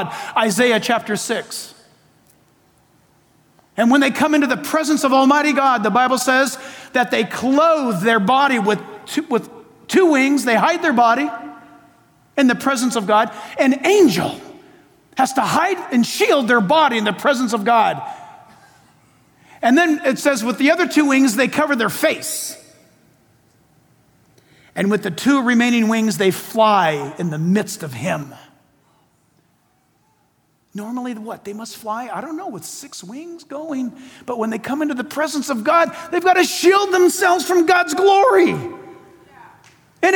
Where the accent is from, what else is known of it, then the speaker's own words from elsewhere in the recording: San Diego, California, United States; Shadow Mountain Church in my hometown, San Diego